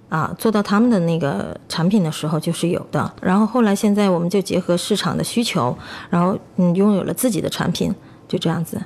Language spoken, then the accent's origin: Chinese; Chongqing, China; 咱们重庆这边不是阴天吗